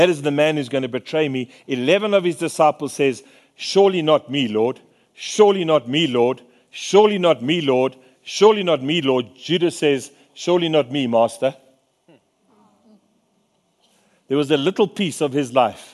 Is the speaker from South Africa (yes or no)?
yes; Free State, South Africa; I'm a fisherman from the Free State